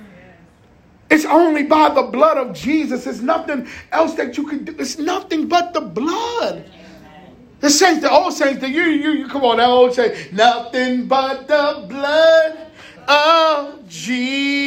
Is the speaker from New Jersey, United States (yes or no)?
yes; Jersey City, New Jersey, United States; also born or lived in South Plainfield, New Jersey; I'm from Jersey City, PS41. You know what I'm saying? I'm by the way of South Plainfield